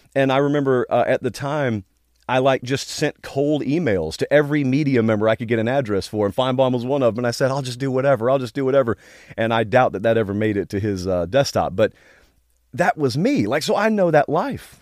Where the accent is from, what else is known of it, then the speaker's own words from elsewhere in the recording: Georgia, United States; I grew up in Georgia